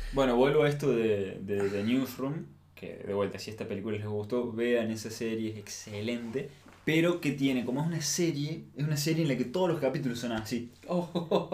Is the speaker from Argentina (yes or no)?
yes; Argentina; como argentinos